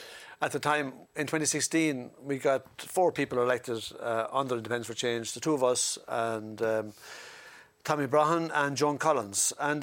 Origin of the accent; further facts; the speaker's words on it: Wexford, Leinster, Ireland; got elected from Ireland South. I'm from Wexford.